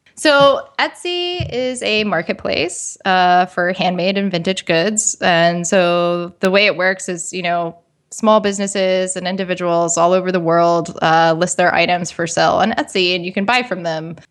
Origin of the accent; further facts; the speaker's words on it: West Virginia, United States; I grew up in uh, West Virginia